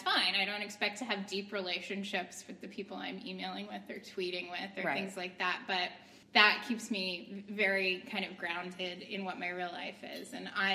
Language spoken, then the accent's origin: English; New York, United States; now in Philadelphia, United States; I'm from New York. I was born and raised there